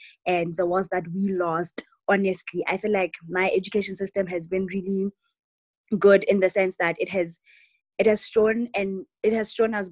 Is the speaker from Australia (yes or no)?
no; Lesotho; moved away as an adult; now in United States; I'm from Lesotho.